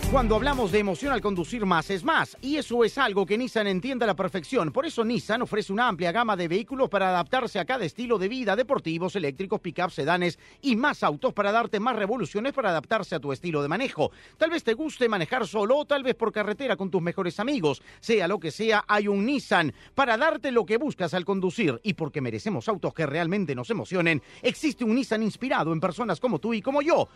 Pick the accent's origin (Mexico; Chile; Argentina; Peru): Peru; como peruano.